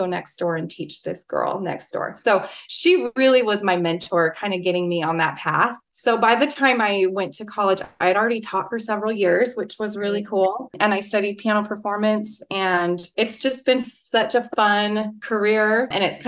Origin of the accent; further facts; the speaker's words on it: Utah, United States; I'm from Utah, born and raised here